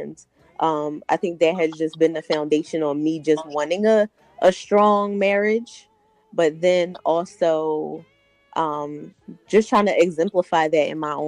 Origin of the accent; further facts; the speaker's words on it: Philadelphia, Pennsylvania, United States; now in Delaware County, United States; I am from Philly originally, but I traded on Philly. I live in Delco now.